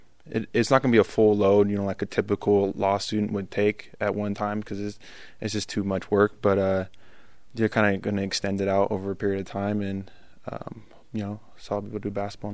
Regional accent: Washington, United States; moved away as an adult; now in Utah, United States; I'm from Washington State.

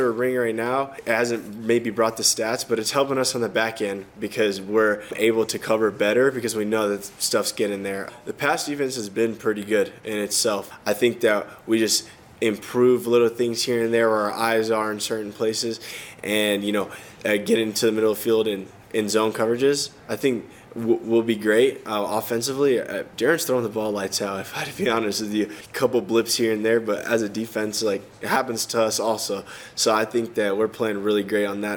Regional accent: Texas, United States; moved away; I'm from Texas

